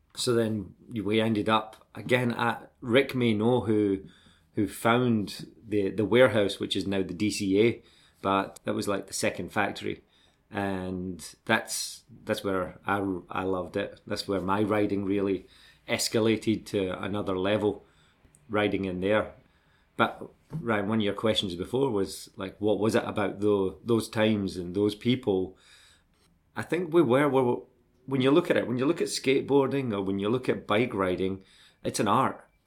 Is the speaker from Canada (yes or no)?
no; Glasgow, Scotland, United Kingdom; accent: Scottish; moved away as an adult; also born or lived in Dundee / Australia; I grew up in Glasgow, but we moved to Dundee in eighty-six